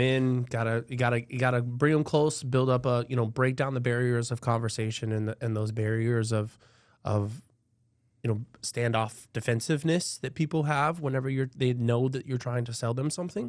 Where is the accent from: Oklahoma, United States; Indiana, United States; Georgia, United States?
Georgia, United States; Albany; now in Florida, United States; I'm actually from Georgia. Um, Albany